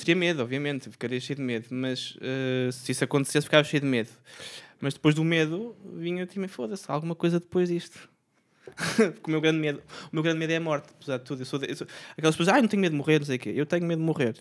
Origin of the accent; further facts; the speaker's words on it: Aveiro, Aveiro District, Portugal; moved away; eu venho da Aveiro